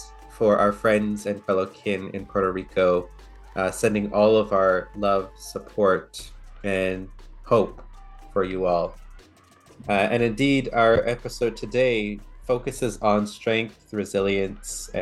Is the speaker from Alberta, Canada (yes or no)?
yes; Sturgeon Lake Cree Nation, Alberta, Canada; also born or lived in Treaty One; now in Treaty One territory, Canada; I am originally from Sturgeon Lake Cree Nation in Treaty